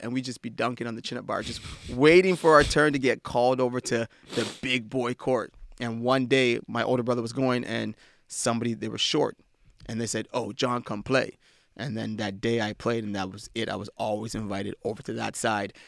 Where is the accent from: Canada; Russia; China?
Canada; Ottawa, Ontario; moved away; I grew up in, uh, Ottawa, Ontario